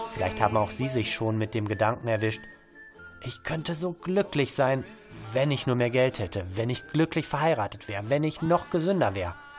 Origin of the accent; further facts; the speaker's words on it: Bochum, North Rhine-Westphalia, Germany; als Bochumer